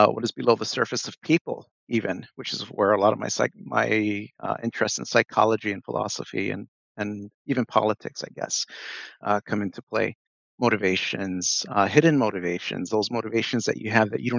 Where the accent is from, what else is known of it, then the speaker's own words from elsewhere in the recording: Chicago, Illinois, United States; moved away as an adult; now in Minneapolis, United States; I'm born and raised in Chicago. I've been living in Minneapolis now since 2003.